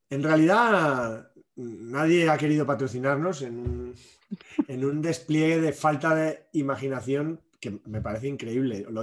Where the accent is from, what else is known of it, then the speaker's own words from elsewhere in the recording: Spain; Somos muy español, es muy español eso de camiseta, pero luego el pantalón cada uno.